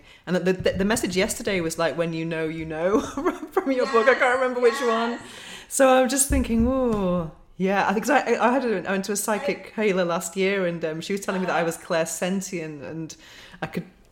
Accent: United Kingdom; now in Spain; I'm British

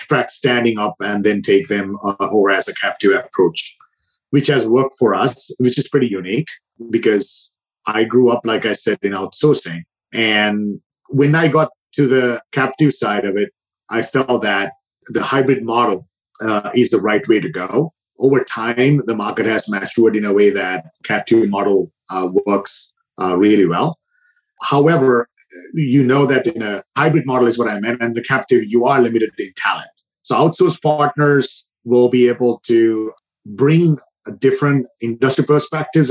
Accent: Sri Lanka; moved away as an adult; also born or lived in Dubai; now in United States; I was born and raised in Sri Lanka. I spent a lot of time in Dubai as well

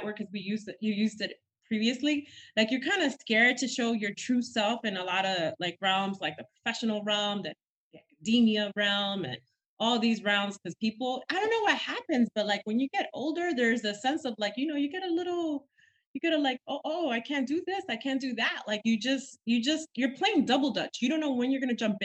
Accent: New York City, New York, United States; also born or lived in Villa Mella, Dominican Republic; I'm very much a Dominican York, which means you were born in the island, but raised in New York City from Washington Heights

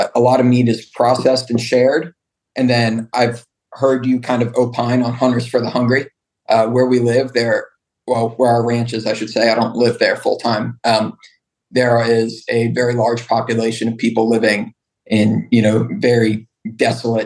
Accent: Colorado, United States; moved away; I grew up in Colorado

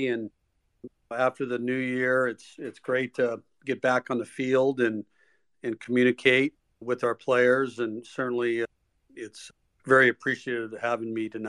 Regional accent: Reno, Nevada, United States; moved away as an adult; I grew up in Reno. I had two brothers. I was the youngest of the family. Grew up in an unbelievable neighborhood of families

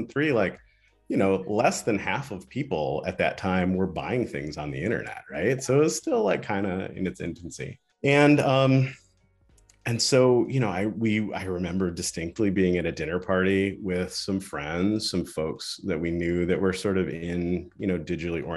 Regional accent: Ann Arbor, Michigan, United States; I'm from Ann Arbor

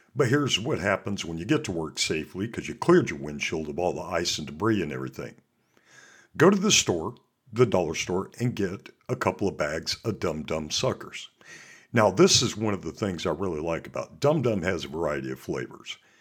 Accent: Montana, United States; also born or lived in Alaska; I'm from Montana, and I also worked up in Alaska.

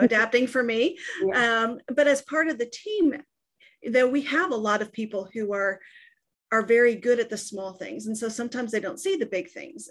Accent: Texas, United States; I'm from Texas

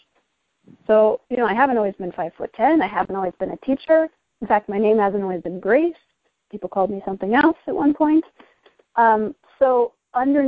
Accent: United States; we're both American

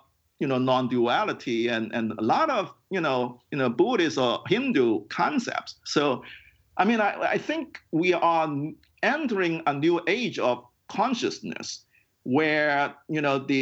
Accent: Hong Kong; Hong Kong is a very crowded city, and I grew up in Hong Kong.

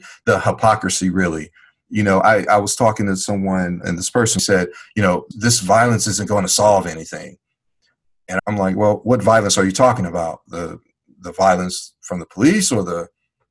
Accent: Chicago, Illinois, United States; growing up in Chicago

